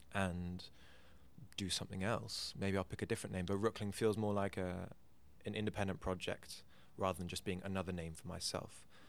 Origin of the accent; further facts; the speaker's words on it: Switzerland; born there; also born or lived in England; But I was born in Switzerland, and my part of my family background is from Switzerland because that's where my dad grew up, where my parents met, and that was the first church community I was part of.